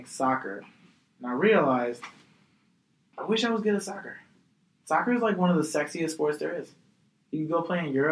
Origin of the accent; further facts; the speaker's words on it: Chicago, Illinois, United States; I'm a Chicagoan